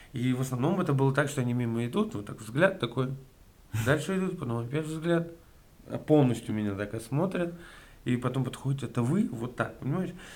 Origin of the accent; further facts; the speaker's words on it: Yazykovo, Bashkortostan, Russia; moved away as an adult; also born or lived in Ufa; now in Moscow, Russia; я родился в Уфе, и мы с семьей переехали как раз, вот я в первый класс пошел, а в поселок. угу. Такой маленький поселок, очень, очень приятно вспоминать его, на самом деле. Жил там